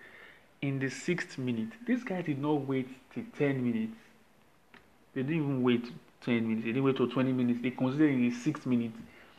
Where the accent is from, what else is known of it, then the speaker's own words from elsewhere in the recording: Nigeria; I am the Nigerian sports fan